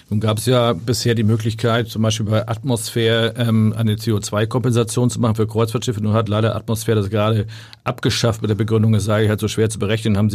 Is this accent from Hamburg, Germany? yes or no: yes; Hamburg, Germany; ich bin Hamburger, halt immer ein bisschen Salzwasser im Blut, äh, bin an der Ostsee